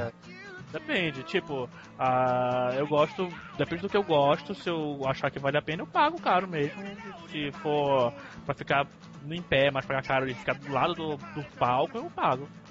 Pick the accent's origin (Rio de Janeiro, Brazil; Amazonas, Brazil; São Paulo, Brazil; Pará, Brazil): Pará, Brazil; o … é da minha terra